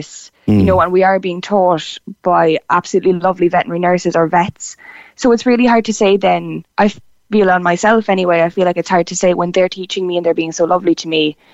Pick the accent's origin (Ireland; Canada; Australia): Ireland; Tipperary, Munster; moved away as an adult; now in Cork, Ireland; I'm from Tipperary originally